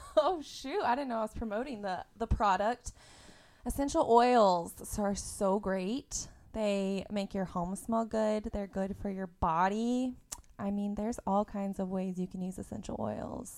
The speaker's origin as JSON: {"language": "English", "region": "Indiana", "country": "United States", "tie": "born or raised there", "also_born_or_lived": "Tennessee", "said": "I went to school in Tennessee, and I grew up in Indiana"}